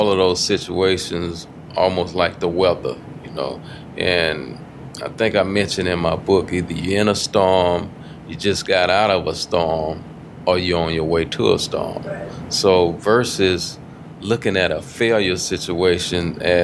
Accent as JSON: {"language": "English", "town": "Houston", "region": "Texas", "country": "United States", "tie": "born or raised there", "said": "growing up in Fifth Ward, you know, walking to school"}